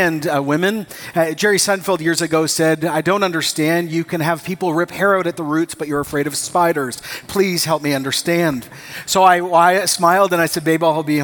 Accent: Costa Rica; moved away; I grew up in Costa Rica

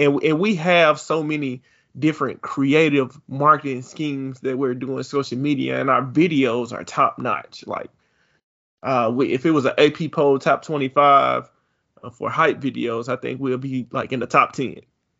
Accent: Mississippi, United States; now in Alabama, United States; I know ever since I've been up here, when I came from Mississippi, that always upset me.

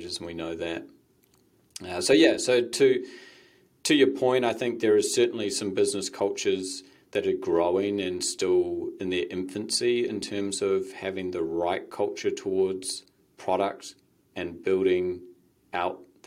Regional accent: Waiheke Island, Auckland, New Zealand; moved away; also born or lived in United States; I grew up on Waiheke and then went to America

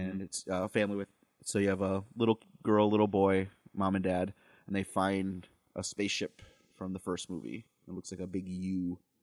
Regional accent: Wisconsin, United States; we're from Wisconsin

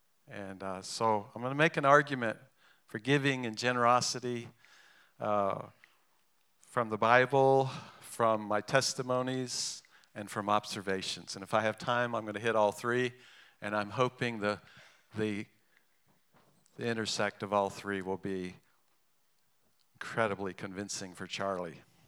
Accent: England, United Kingdom; born there; I'm half English. My mother's English. I was born in England. And in England, it's bad form to talk about money.

